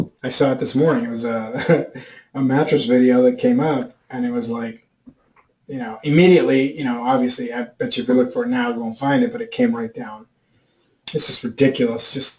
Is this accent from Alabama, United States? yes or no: no; New York, United States; Probably, I was from New York.